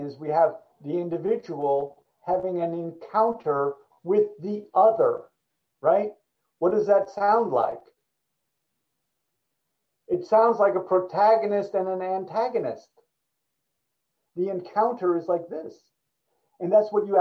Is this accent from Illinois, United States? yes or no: no; New York, United States; I grew up in New York.